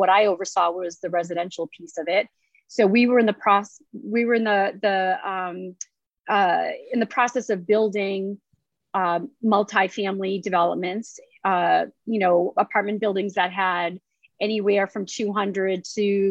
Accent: about 25-30 miles north of Boston, Massachusetts, United States; I'm born and raised in Massachusetts, grew up about 25, 30 miles north of Boston

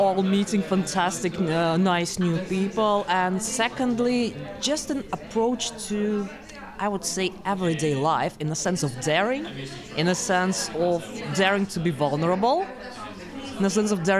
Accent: Latvia; moved away

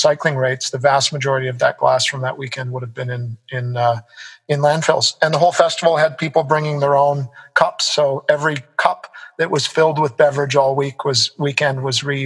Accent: Canada; moved away as an adult; also born or lived in United States; now in Singapore; I come from North America, you know, lived in the US, grew up in Canada

